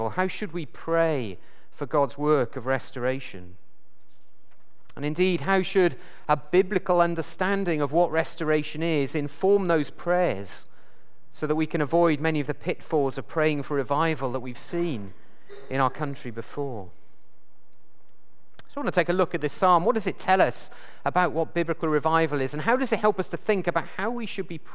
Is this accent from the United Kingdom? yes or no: yes; South Wales, United Kingdom; I come from South Wales